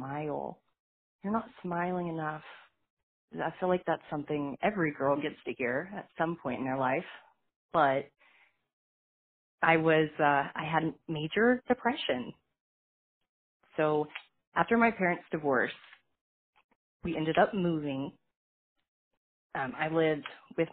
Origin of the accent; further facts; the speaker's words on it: Fort Smith, Arkansas, United States; I was born in Fort Smith, Arkansas, to my mother, who was 15 years old